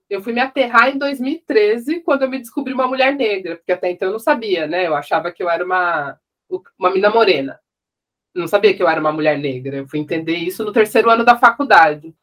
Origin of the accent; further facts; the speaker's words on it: São José dos Campos, São Paulo, Brazil; nascida em São Paulo, mas cresci no interior, em São José dos Campos.